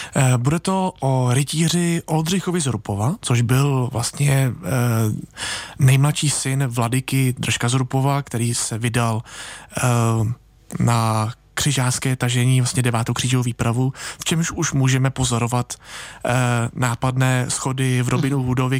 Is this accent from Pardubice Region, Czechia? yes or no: no; a small village near Plzeň, Plzeň Region, Czechia; Já pocházím z malé vesnice nedaleko Plzně